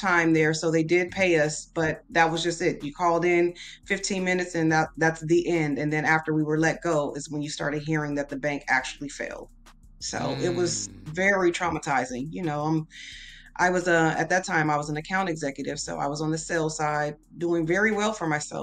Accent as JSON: {"language": "English", "town": "San Diego", "region": "California", "country": "United States", "tie": "born or raised there", "also_born_or_lived": "Texas", "moved": "as an adult", "lives_now": "Houston, United States", "said": "I was born in Texas, but my mom moved to San Diego when I was a kid. And then I moved back to Houston in 2001"}